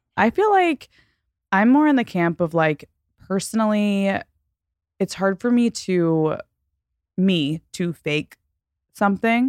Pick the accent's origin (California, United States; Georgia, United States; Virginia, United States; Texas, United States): Texas, United States; also born or lived in Florida; We're from Texas